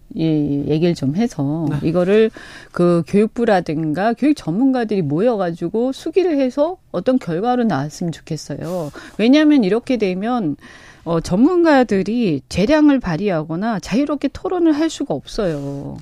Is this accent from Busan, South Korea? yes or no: yes; Busan, South Korea; born or raised there